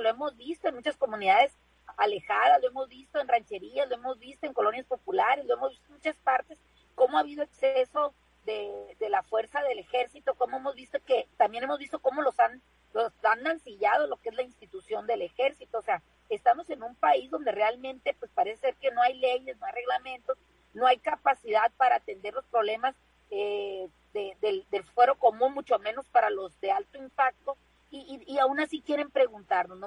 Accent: Mexico; como mexicanos

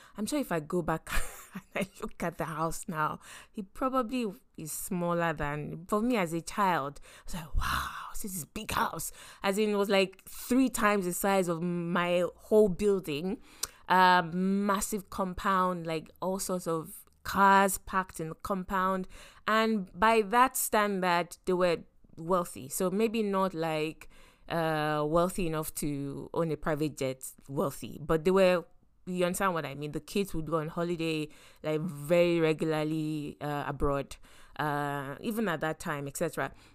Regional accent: Lagos, Nigeria; I grew up in Lagos and specifically in Yaba.

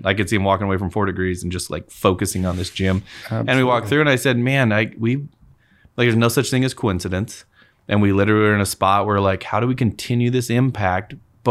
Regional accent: Moses Lake, Washington, United States; moved away as an adult; now in Spokane, United States; we're from Moses.

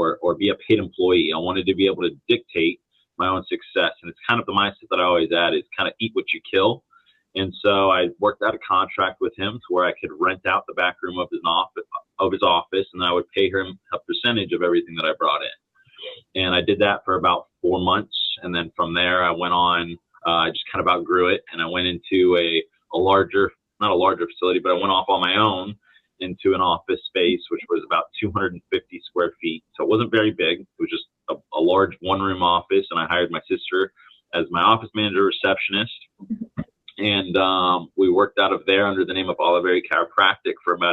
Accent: Palm Harbor, Florida, United States; I was born and raised over in Palm Harbor, Florida

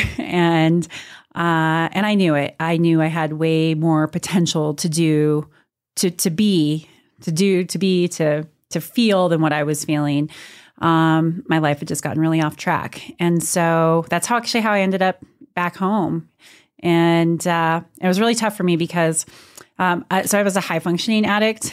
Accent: Montrose, Colorado, United States; moved away as an adult; also born or lived in Austin, Texas; now in Durango, United States; I grew up in Montrose, so I am a Western Slope, Colorado girl at heart. I spent my whole life, born like literally born and raised in the same house

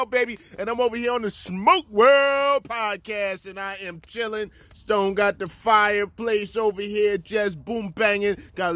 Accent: Elizabeth, New Jersey, United States; moved away as an adult; now in Maryland, United States; I grew up in Elizabeth.

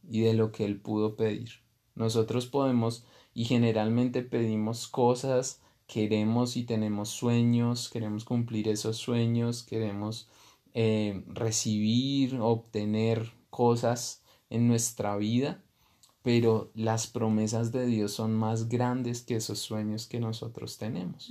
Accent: Bogotá, Colombia; moved away as an adult; now in Guatavita, Colombia; yo nací en, en Bogotá, que es una ciudad

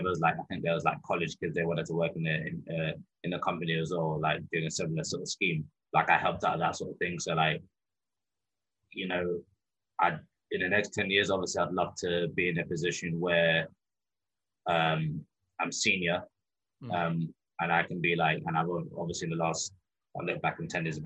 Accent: London, United Kingdom; I grew up in London.

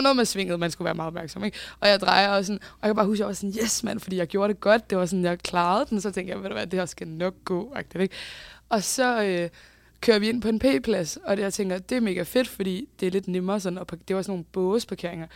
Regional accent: Bagsværd, Capital Region of Denmark, Denmark; jeg er jo fra Bagsvær

